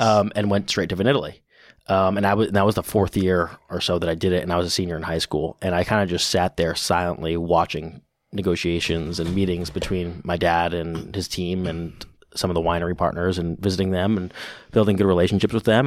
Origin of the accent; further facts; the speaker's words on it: New York City, New York, United States; I grew up in New York City